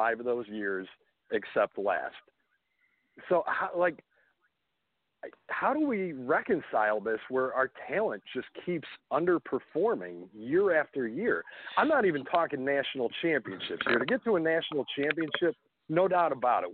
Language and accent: English; Chicago, Illinois, United States; now in St. Petersburg, United States; I grew up in Chicago